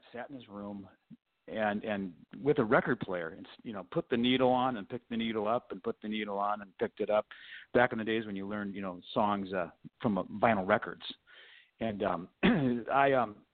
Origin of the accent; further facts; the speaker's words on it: Los Angeles, California, United States; we grew up in Los Angeles